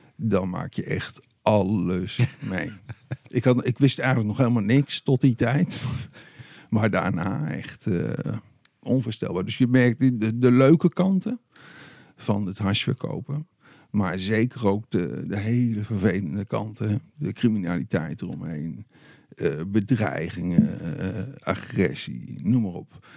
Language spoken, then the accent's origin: Dutch; Deventer, Overijssel, Netherlands; in Deventer, waar ik ben opgegroeid